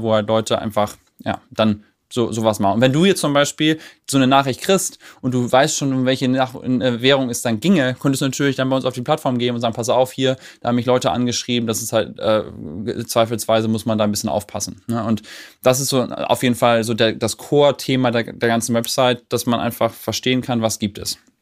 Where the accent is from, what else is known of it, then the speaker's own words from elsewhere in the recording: Germany; als Deutscher